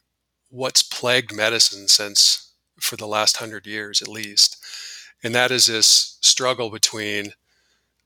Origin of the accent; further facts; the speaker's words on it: Rapid City, South Dakota, United States; my hometown, Rapid City, South Dakota, which is a very small sort of conservative community